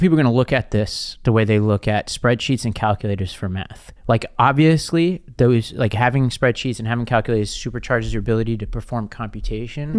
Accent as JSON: {"language": "English", "town": "New York City", "region": "New York", "country": "United States", "said": "from Staten Island"}